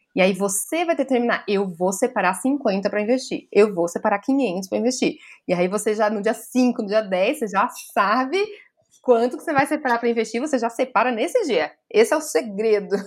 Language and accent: Portuguese; São Paulo, Brazil; eu também sou do centro de São Paulo, aqui a gente tem um monte de morador de rua